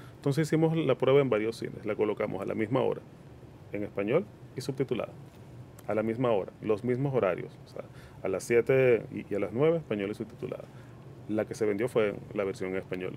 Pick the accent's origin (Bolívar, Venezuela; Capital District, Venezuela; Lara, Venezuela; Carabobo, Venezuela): Capital District, Venezuela; Caracas; moved away as an adult; now in Dominican Republic; Soy venezolano de nacimiento y dominicano de corazón.